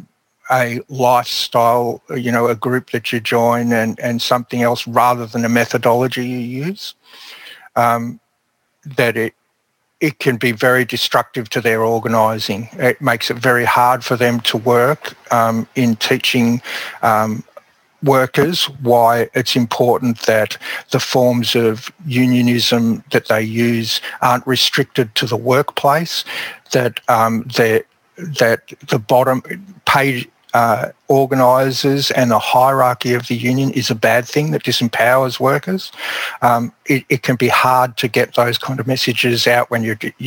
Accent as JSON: {"language": "English", "town": "Melbourne", "region": "Victoria", "country": "Australia", "tie": "born or raised there", "said": "I grew up in Melbourne"}